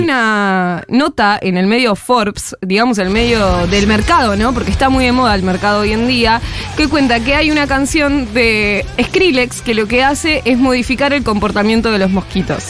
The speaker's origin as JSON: {"language": "Spanish", "country": "Argentina", "said": "como población argentina que somos"}